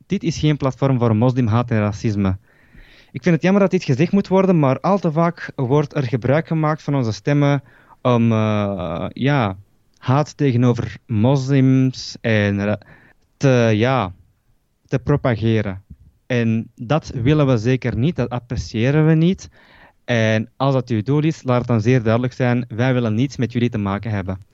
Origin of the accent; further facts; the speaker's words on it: Belgium; ik ben hier eh, geboren in België